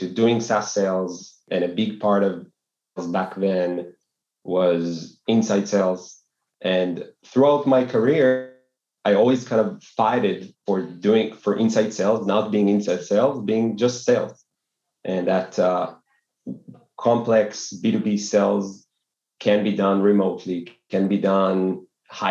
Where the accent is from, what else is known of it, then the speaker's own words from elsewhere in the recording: Tel Aviv, Tel Aviv District, Israel; born and raised in Tel Aviv